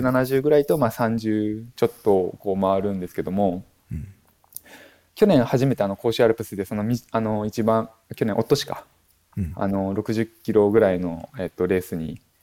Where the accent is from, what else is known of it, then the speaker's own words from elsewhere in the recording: Akita, Japan; also born or lived in Myoko, Niigata / Tokyo; now in Kijimadaira, Japan; 私がもともと秋田県出身なんですけれども